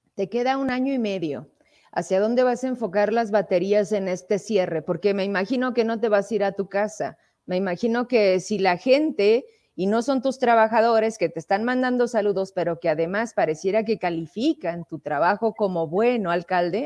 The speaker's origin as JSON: {"language": "Spanish", "region": "Zacatecas", "country": "Mexico", "said": "somos zacatecanos y aquí queremos seguir"}